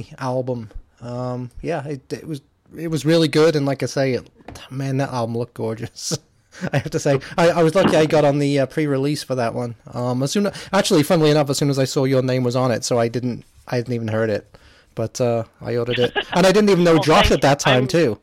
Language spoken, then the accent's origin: English; England, United Kingdom; now in Illinois, United States; I'm from England originally